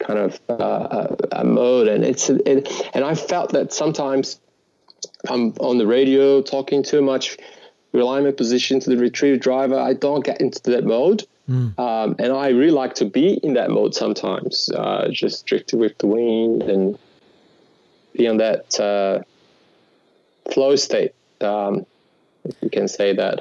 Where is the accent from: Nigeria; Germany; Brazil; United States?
Brazil; Natal, Rio Grande do Norte; English is a second language; moved away as an adult; now in Australia; I grew up in Natal